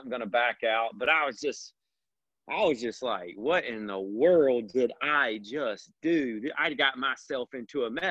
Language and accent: English; South Carolina, United States; moved away as an adult; now in Georgia, United States; I'm a South Carolina boy. I grew up in South Carolina.